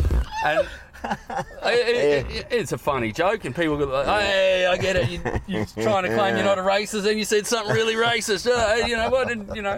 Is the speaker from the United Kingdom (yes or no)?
no; Australia; I'm from Australia.